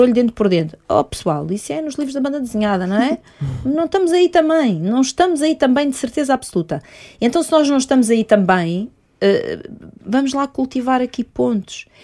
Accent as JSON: {"language": "Portuguese", "country": "Portugal", "also_born_or_lived": "Mozambique", "said": "eu sou portuguesa, não nasci em Moçambique"}